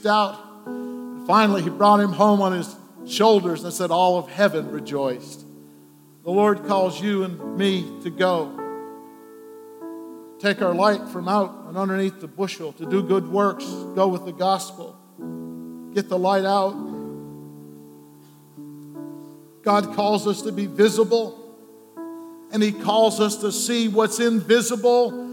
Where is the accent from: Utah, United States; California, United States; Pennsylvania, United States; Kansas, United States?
Pennsylvania, United States; Scranton; moved away; my hometown, Scranton, Pennsylvania.